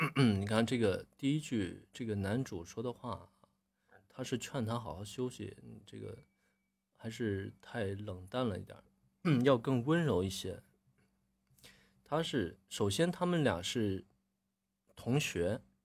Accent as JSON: {"language": "Chinese", "region": "Northeast China", "country": "China", "said": "咱们东北话里边儿"}